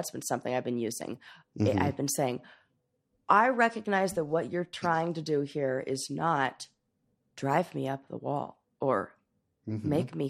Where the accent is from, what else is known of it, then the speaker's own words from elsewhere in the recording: Los Angeles, California, United States; I grew up in LA in Hollywood